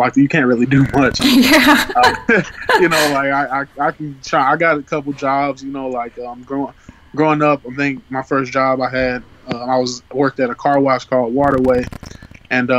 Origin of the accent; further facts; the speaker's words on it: St. Louis, Missouri, United States; growing up in St. Louis